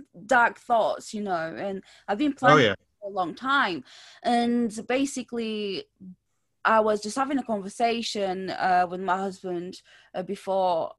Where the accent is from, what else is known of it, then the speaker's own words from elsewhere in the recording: Lisbon, Portugal; moved away; back home where I'm from. So I'm from Lisbon, Portugal